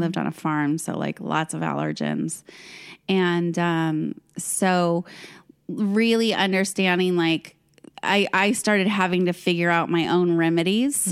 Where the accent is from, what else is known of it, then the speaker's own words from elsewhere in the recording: Fresno, California, United States; I grew up in Fresno, which is this tiny little town, well, not tiny